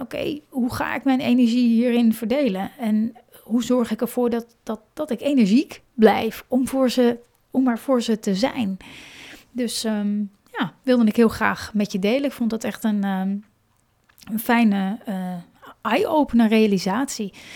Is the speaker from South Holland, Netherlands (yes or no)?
no; Hoorn, North Holland, Netherlands; moved away; ik kom zelf, ben ik opgegroeid in Horen.